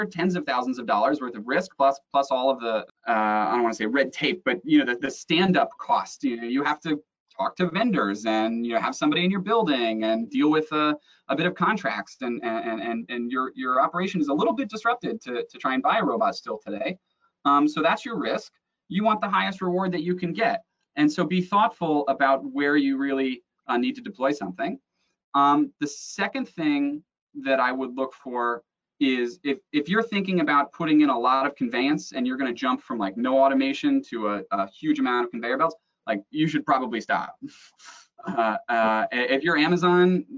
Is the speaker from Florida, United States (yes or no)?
yes; South Florida, United States; I grew up in South Florida, which has great diving.